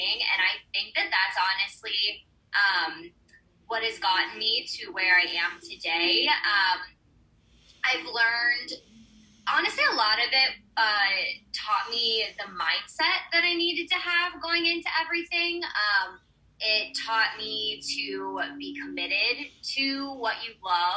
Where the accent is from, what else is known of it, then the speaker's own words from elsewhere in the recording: St. Louis, Missouri, United States; I grew up in St. Louis, and which is where the Muni is.